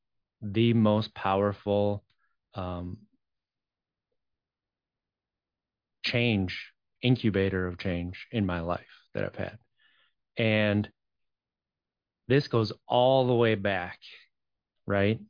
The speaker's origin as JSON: {"language": "English", "area": "just outside of Green Bay", "region": "a small town in Wisconsin", "country": "United States", "tie": "born or raised there", "also_born_or_lived": "Madison", "said": "I grew up in Wisconsin, a small town in Wisconsin, just outside of Green Bay."}